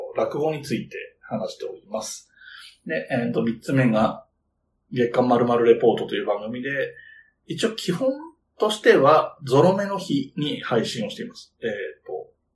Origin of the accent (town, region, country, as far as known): Yamanashi, Japan; born or raised there